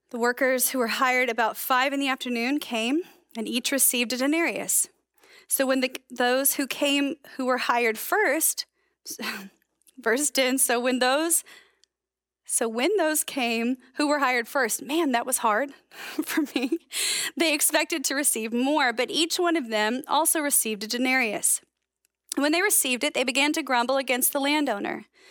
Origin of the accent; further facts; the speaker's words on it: United States; accent: American; my American accent